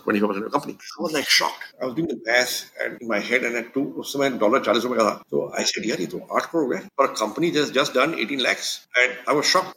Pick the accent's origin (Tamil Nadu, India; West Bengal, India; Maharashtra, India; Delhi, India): Delhi, India; also born or lived in Mumbai / Ahmedabad; I was born in Delhi. My father was a government servant, so we lived in government colonies, and that's where I grew up